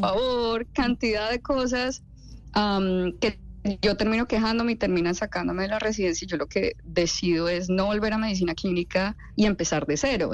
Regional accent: Neiva, Huila, Colombia; moved away; also born or lived in Bogotá; yo soy de Neiva, soy hija de dos médicos

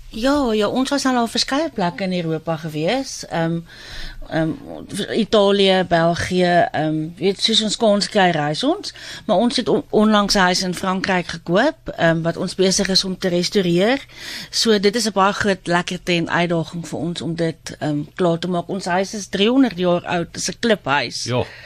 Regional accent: South Africa; moved away as an adult; now in London, United Kingdom; waar ons vandaan kom

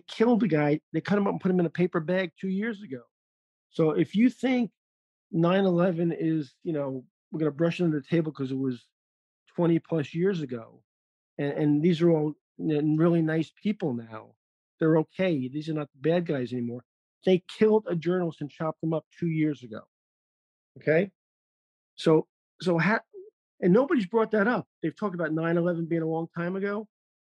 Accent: New York, United States; moved away; I'm a New Yorker

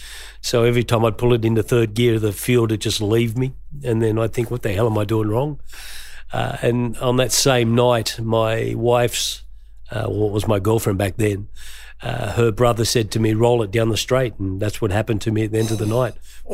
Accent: Green Valley, New South Wales, Australia; I grew up in Green Valley, and we sort of all loved our cars out there.

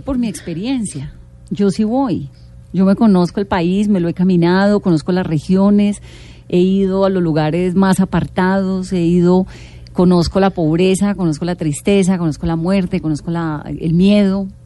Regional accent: Pacific region, Colombia; Soy del Pacífico.

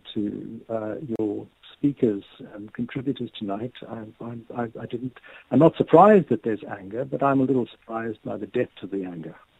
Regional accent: Cape Town, Western Cape, South Africa; born or raised there; moved away as an adult; now in United Kingdom

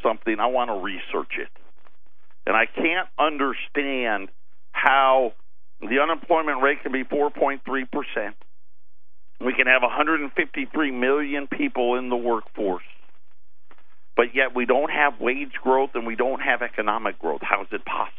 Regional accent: Jamesville, United States; when I was growing up in Jamesville

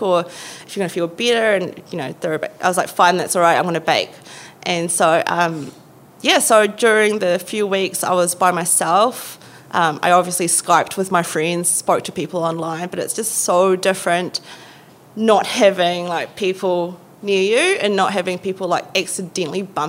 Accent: Philippines; now in Wellington, New Zealand; I'm Filipino.

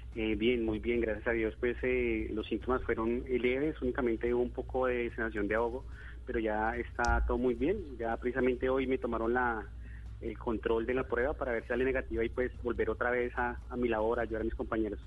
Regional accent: Bogotá, Colombia; moved away as an adult; yo soy bogotano

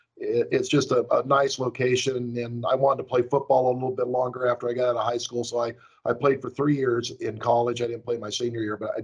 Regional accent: Ventura County, California, United States; born or raised there

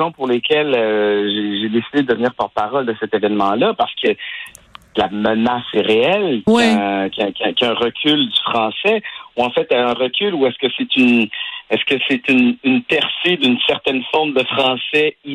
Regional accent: Quebec, Canada; c'est une de mes fiertés de dire que je suis du Québec, que je parle français. Je ça fait partie de mon de mon identité. Je suis un francophone, francophile.

